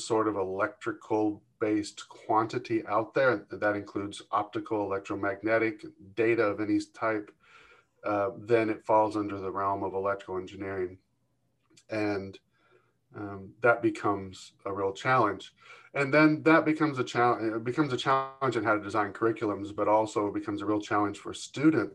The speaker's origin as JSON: {"language": "English", "region": "Kentucky", "country": "United States", "tie": "born or raised there", "also_born_or_lived": "California / Atlanta, Georgia", "moved": "as an adult", "lives_now": "Michigan, United States", "said": "I was born in California and raised in Kentucky, my formative years"}